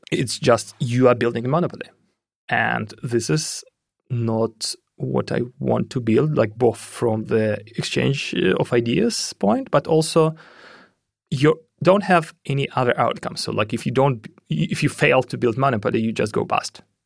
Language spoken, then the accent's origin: English; Russia; moved away; I'm originally from Russia